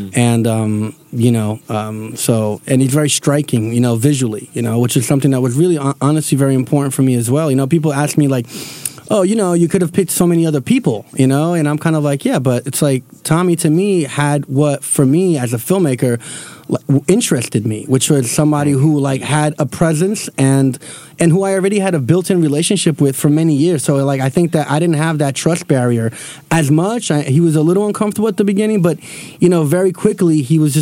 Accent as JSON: {"language": "English", "town": "Newark", "region": "New Jersey", "country": "United States", "said": "we're all from Newark."}